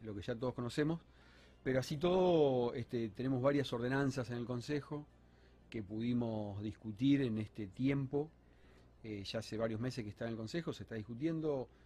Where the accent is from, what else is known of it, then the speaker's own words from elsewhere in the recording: Entre Ríos, Argentina; now in Rosario, Argentina; no soy rosarino de, nacimiento, sino que soy por adopción, de Entre Ríos. Este, vine en el 91